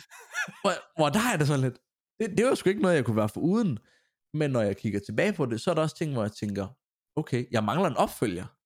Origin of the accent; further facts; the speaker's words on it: Grenaa, Central Denmark Region, Denmark; moved away as an adult; also born or lived in Silkeborg; østjyde, kommer, når folk spørger mig, så kommer jeg fra Grenaa af